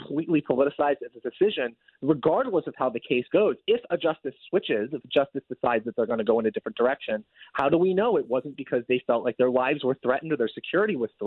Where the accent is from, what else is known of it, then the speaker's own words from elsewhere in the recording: Oregon, United States; Oregon, my home state